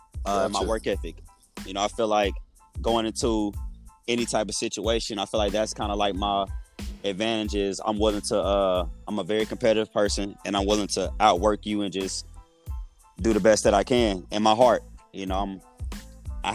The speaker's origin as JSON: {"language": "English", "town": "Waxahachie", "region": "Texas", "country": "United States", "moved": "yes", "lives_now": "Arlington, United States", "said": "I'm originally from the Dallas area in a place called Waxahachie, Texas"}